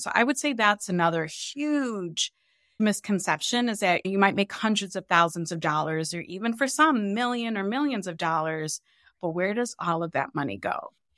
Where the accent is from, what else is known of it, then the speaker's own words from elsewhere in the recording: Cleveland, Ohio, United States; We grew up really poor in Cleveland, Ohio